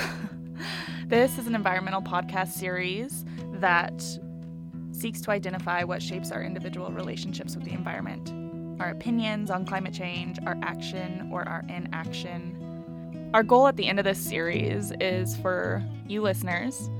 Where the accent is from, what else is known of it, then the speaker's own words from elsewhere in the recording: Dillon, Montana, United States; also born or lived in Traverse City, Michigan; I was born in Traverse City, Michigan, but I moved out west when I was 5 years old to Dillon, Montana